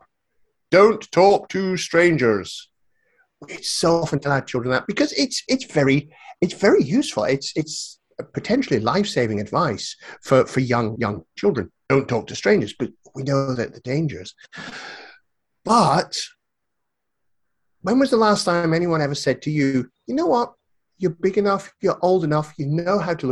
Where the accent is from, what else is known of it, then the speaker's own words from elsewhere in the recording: northeast of Scotland, United Kingdom; moved away as an adult; also born or lived in South of England; I'm in Scotland. I was born here, grew up here